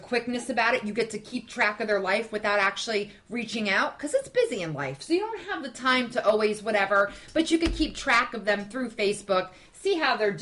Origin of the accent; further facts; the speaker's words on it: North Carolina, United States; I'm from North Carolina